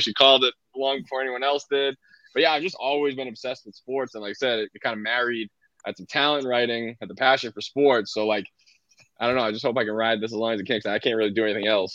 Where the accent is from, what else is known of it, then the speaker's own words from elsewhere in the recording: Boston, Massachusetts, United States; I grew up in Boston